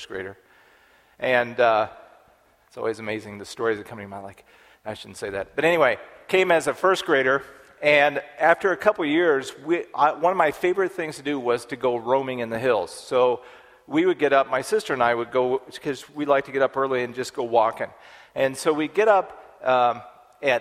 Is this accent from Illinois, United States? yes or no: no; Dodge City, Kansas, United States; I grew up in Kansas. We lived on Fort Dodge Road outside of Dodge City, Kansas.